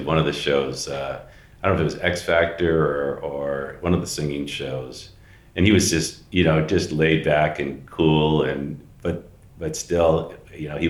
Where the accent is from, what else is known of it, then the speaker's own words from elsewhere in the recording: Mission Viejo, California, United States; also born or lived in San Jose, California; I grew up in Mission Viejo, down in Orange County.